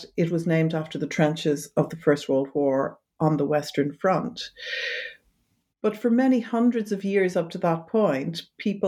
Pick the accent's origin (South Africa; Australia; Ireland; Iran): Ireland; moved away as an adult; also born or lived in London, United Kingdom; now in Amsterdam, Netherlands; originally I'm from Ireland